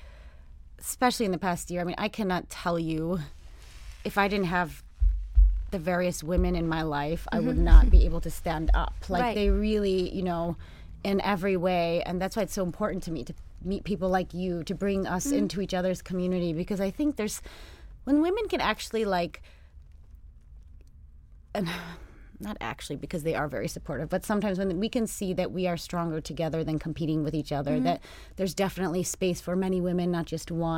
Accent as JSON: {"language": "English", "country": "United States", "said": "I'm American"}